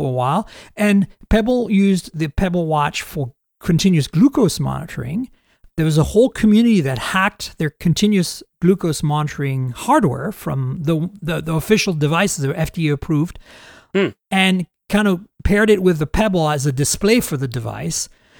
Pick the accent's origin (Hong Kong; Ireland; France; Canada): Canada; as a Canadian